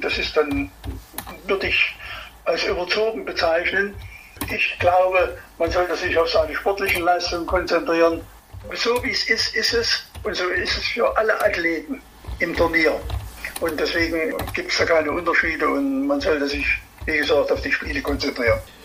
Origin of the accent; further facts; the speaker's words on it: Erfurt, Thuringia, Germany; ich bin Erfurter